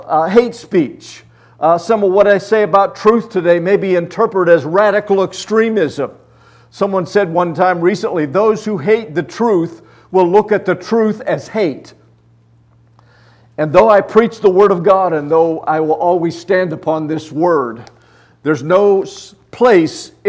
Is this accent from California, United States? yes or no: no; Luthersburg, Pennsylvania, United States; I'm a country boy. I grew up in Luthersburg, Pennsylvania.